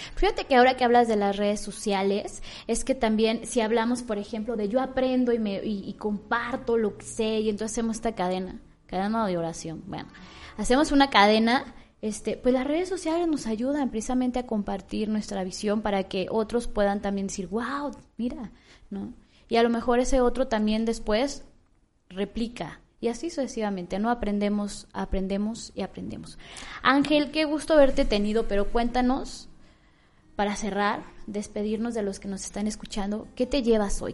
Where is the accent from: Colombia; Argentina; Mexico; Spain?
Mexico; Michoacán; yo me siento muy orgullosa de ser michoacana